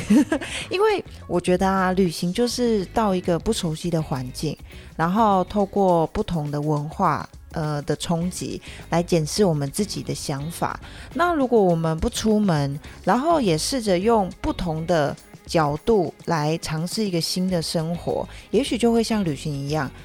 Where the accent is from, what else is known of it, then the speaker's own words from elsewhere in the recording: Taiwan; 我是节目里唯一的一个台湾主持人。那我在二零一三年的时候，曾经一个人从德国花了一年的时间骑单车回到台湾。那现在呢，就是努力地在自己的家乡，延续这个旅行所带来的生活体验